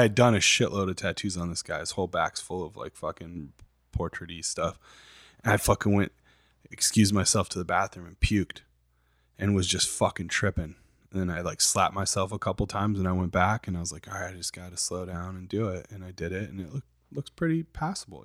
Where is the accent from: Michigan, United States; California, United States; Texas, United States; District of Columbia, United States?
Michigan, United States; Saginaw; I grew up in I grew up in Saginaw, Michigan